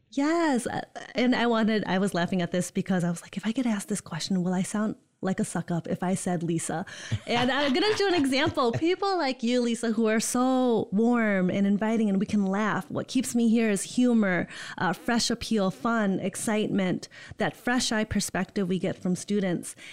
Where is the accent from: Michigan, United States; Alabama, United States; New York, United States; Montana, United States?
Michigan, United States; Holland; moved away as an adult; also born or lived in Indiana / East Lansing, Michigan; born and raised in Holland, Michigan